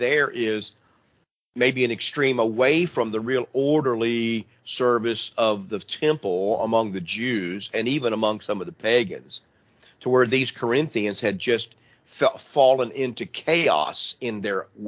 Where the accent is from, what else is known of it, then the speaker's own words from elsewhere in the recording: Midwest, United States; I'm from the Midwest